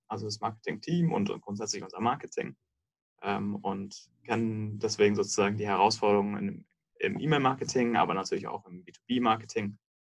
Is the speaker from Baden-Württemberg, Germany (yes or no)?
no; Munich, Bavaria, Germany; moved away as an adult; now in Berlin, Germany; Davor bin ich in München aufgewachsen